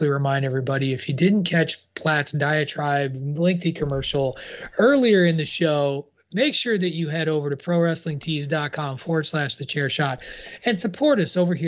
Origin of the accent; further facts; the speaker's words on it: Illinois, United States; As a white Midwestern guy from Illinois who grew up amongst the cornfields